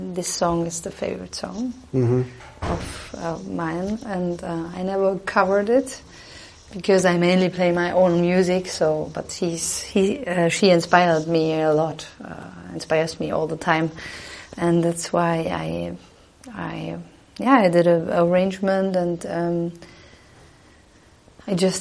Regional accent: Southern Germany, Germany; English is a second language; moved away as an adult; now in Dresden, Germany; I live in the east of Germany in Dresden, but I came from the south. I come from the south

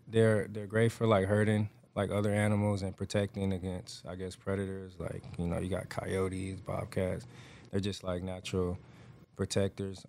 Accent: Atlanta, Georgia, United States; now in Houston, United States; I grew up raised in Atlanta, Georgia

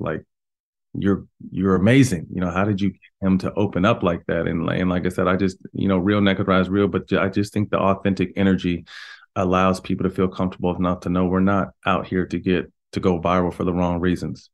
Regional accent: Sacramento, California, United States; born or raised there; also born or lived in Bay Area, California

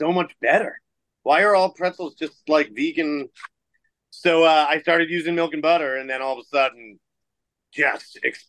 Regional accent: Philadelphia, Pennsylvania, United States; So I grew up in Philadelphia

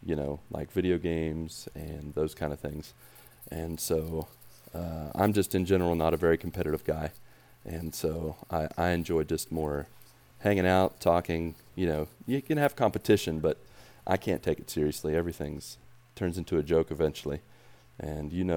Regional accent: West Virginia, United States; moved away as an adult; I grew up in West Virginia

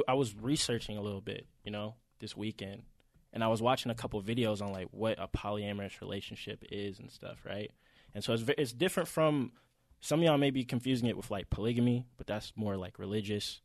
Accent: Atlanta, Georgia, United States; we're obviously from Atlanta

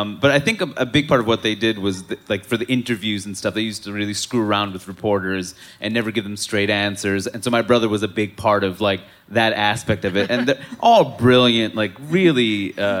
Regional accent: New York City, New York, United States; moved away as an adult; also born or lived in Seattle; I grew up in Queens

